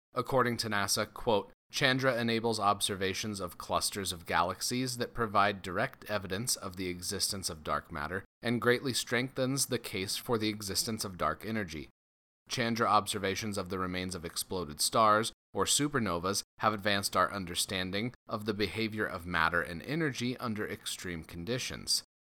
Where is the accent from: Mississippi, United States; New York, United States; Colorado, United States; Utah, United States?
Colorado, United States; Loveland; my hometown, Loveland, Colorado